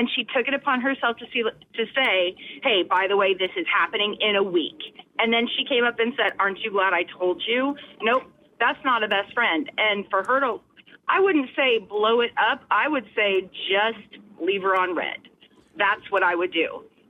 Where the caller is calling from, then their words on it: Goose Creek, South Carolina, United States; I'm calling from Goose Creek.